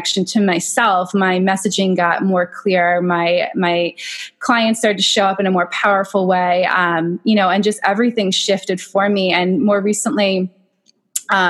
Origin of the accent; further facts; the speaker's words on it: Long Island, New York, United States; I'm from Long Island. I came back to Long Island